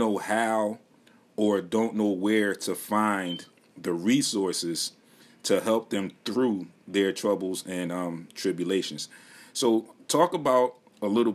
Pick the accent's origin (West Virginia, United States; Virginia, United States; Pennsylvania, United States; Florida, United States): Pennsylvania, United States; Philadelphia; me also being a Philadelphia native and still currently living here